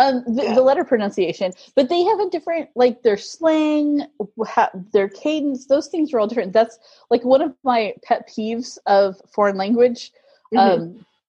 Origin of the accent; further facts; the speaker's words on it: United States; first language English; as an American